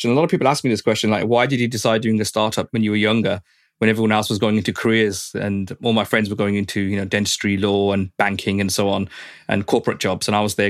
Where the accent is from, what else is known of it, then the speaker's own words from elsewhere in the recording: Birmingham, West Midlands, United Kingdom; I was born and bred in Birmingham.